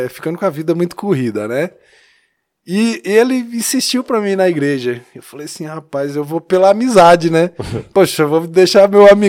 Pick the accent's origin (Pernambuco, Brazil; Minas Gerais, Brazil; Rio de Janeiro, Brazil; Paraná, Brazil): Minas Gerais, Brazil; Taiobeiras; now in São Paulo, Brazil; Sou adolescente. Não sou natural de São Paulo, eu sou mineiro.